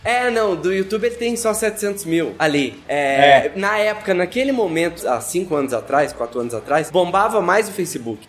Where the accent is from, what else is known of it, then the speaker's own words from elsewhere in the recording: Campo Belo, Minas Gerais, Brazil; Eu sou de Campo Belo, fica no sul de Minas